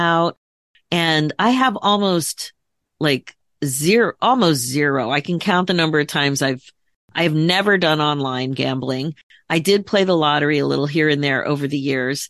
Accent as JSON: {"language": "English", "town": "Philadelphia", "region": "Pennsylvania", "country": "United States", "tie": "born or raised there", "said": "I grew up in the Philadelphia area"}